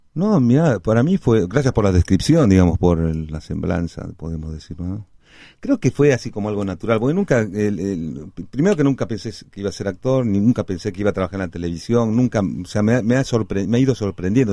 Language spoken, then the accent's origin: Spanish; Cusco, Peru; also born or lived in La Plata, Argentina / Lima, Peru; now in Argentina; si bien nací en La Plata en el 61, al año y medio me, trasladaron, mi papá se fue con mi mamá y, yo a, Lima primero, después a Cusco